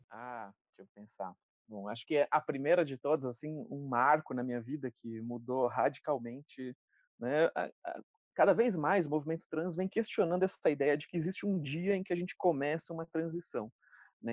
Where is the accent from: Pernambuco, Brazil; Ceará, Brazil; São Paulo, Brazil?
São Paulo, Brazil; interior of; accent: R caipira; eu sou do interior de São Paulo, falo porta, carne